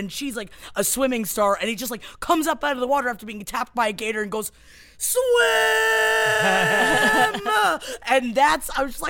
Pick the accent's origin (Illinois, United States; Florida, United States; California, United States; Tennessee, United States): Florida, United States; born or raised there; moved away